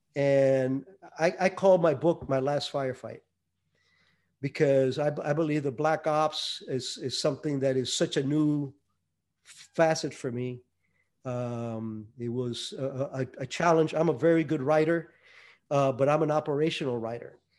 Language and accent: English; Hialeah, Florida, United States; also born or lived in Cuba; me growing up in Hialeah